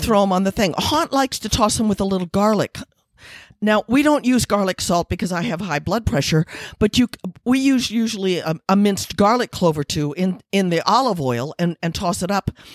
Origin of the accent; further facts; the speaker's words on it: Missouri, United States; moved away; also born or lived in Taos, New Mexico; I'm from Missouri